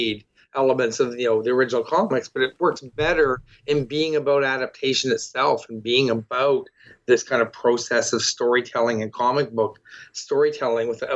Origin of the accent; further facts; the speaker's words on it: Toronto, Ontario, Canada; I'm from Toronto